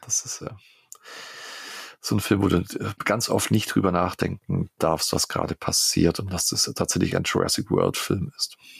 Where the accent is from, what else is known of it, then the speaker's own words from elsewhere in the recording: Germany; Ulm ist, äh, ihr lieben Ohren da draußen, äh, gerade mal, weiß ich nicht, 15 Kilometer plus minus äh, von äh, meinem Heimatort entfernt.